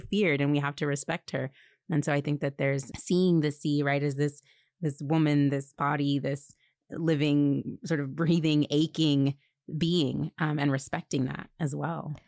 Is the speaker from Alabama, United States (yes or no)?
yes; Alabama, United States; I was born in Alabama